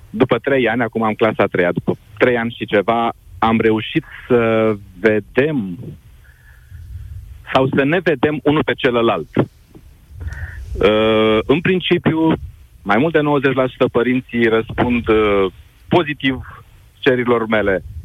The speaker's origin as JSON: {"language": "Romanian", "town": "Craiova", "region": "Dolj", "country": "Romania", "moved": "as an adult", "lives_now": "Cluj-Napoca, Romania", "said": "și Ruxandra știe de unde sunt. Sunt din Craiova, bineînțeles."}